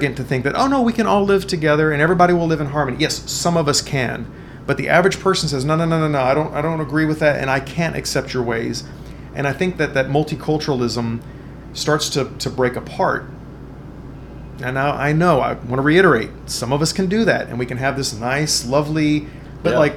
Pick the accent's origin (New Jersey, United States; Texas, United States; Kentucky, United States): Texas, United States; King Ranch, South; moved away; also born or lived in Dallas / Guanajuato, Mexico; I grew up on the King Ranch in South Texas, which was like 98% Latin, Mexican-American, Mexican